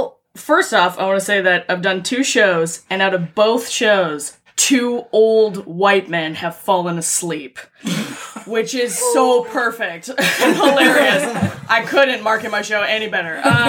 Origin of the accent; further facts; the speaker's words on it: Philippines; is about my time as a Filipina YouTuber and how horribly wrong that went.